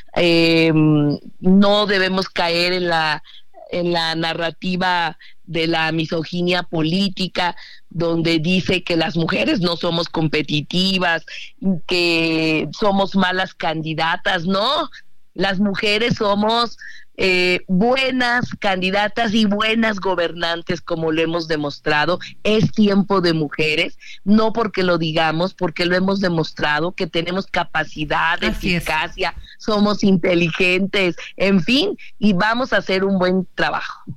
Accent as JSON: {"language": "Spanish", "region": "Mexico City", "country": "Mexico", "said": "Yo soy orgullosa chilanga"}